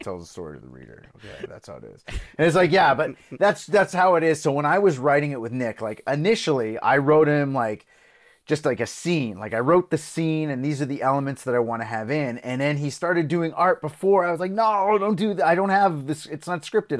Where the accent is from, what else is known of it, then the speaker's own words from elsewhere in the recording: Belgium; I grew up in Belgium